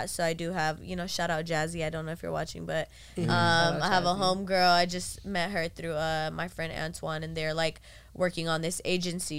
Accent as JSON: {"language": "English", "town": "Carson", "region": "California", "country": "United States", "said": "I'm from Carson"}